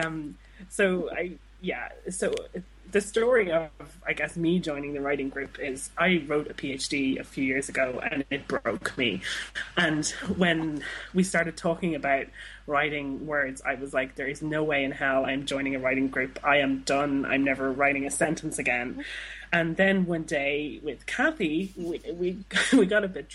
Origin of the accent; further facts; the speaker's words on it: Dublin, Leinster, Ireland; I'm from Dublin